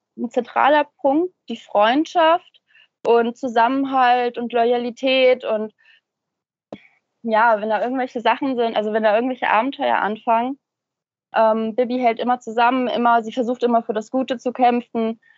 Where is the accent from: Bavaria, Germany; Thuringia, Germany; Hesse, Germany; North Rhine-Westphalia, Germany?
Hesse, Germany; Central; ich komme aus Mittelhessen